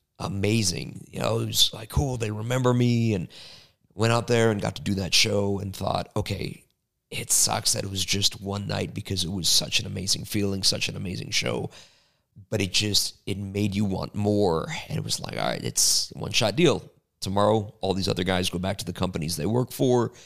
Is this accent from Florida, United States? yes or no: no; Chicago, Illinois, United States; Chicago, which is my hometown, grew up going to all the shows there